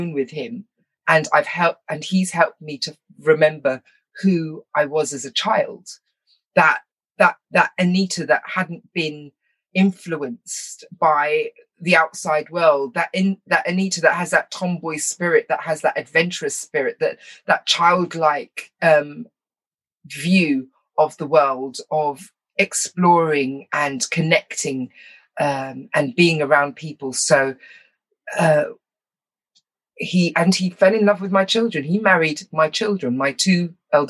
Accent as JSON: {"language": "English", "country": "United Kingdom", "tie": "born or raised there", "also_born_or_lived": "Wales", "said": "I was raised here in England and in Wales"}